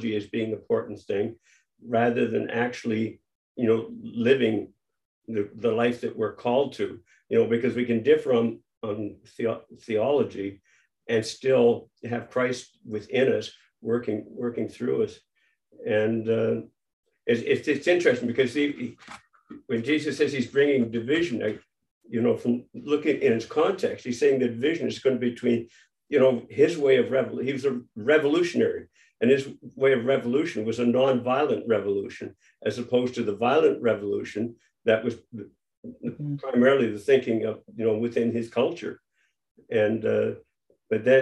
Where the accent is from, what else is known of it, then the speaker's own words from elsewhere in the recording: Canada; we're Canadian